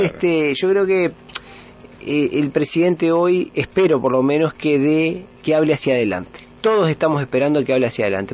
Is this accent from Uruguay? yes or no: yes; Uruguay; nosotros como uruguayos